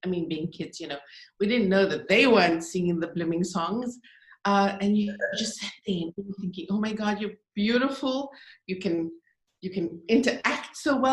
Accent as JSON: {"language": "English", "country": "South Africa", "moved": "yes", "lives_now": "Dubai, United Arab Emirates", "said": "We're not Pakistani, we're not Indian. We're South African"}